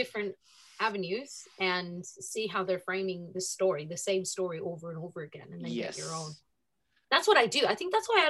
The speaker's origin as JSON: {"language": "English", "town": "Los Angeles", "region": "California", "country": "United States", "tie": "born or raised there", "also_born_or_lived": "Argentina (family)", "first_language": "Spanish", "second_language": "English", "moved": "as an adult", "lives_now": "Mount Helena, Australia", "said": "So it was growing up in Los Angeles, but it was mini Buenos Aires"}